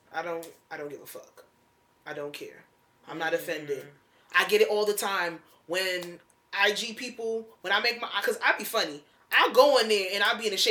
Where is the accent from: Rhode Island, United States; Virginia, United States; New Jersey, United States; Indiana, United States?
New Jersey, United States; Essex County; I've been born and raised in Essex County